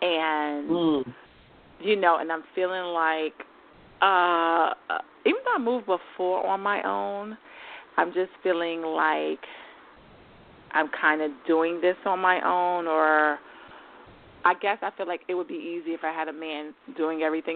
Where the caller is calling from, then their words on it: New York, United States; New York.